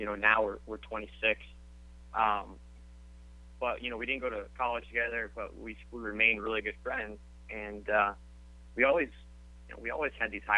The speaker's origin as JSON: {"language": "English", "town": "Indianapolis", "region": "Indiana", "country": "United States", "also_born_or_lived": "Boston", "moved": "as an adult", "said": "we're both from Indianapolis, Indiana"}